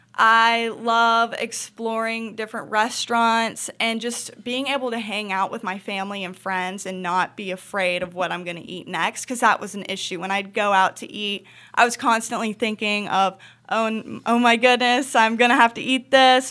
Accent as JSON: {"language": "English", "town": "Charlotte", "region": "North Carolina", "country": "United States", "tie": "born or raised there", "said": "I was born in Charlotte, North Carolina, so I've been born and raised here, and I'm a city girl"}